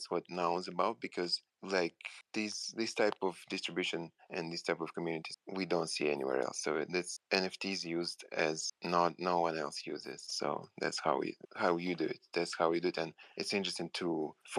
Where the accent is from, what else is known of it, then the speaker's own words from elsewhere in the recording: Moscow Oblast, Russia; Yeah, in Russia, near Moscow.